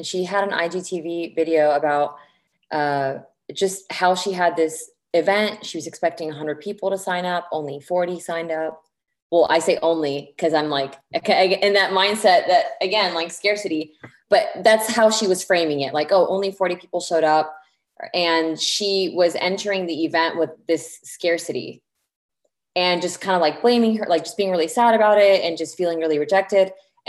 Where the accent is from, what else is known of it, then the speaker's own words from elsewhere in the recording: Lebanon; also born or lived in Indianapolis, United States; So my parents are both Lebanese, and I was born in Indianapolis in the United States. And then we moved to Lebanon when I was just turning 9. Very awkward time to move to a new country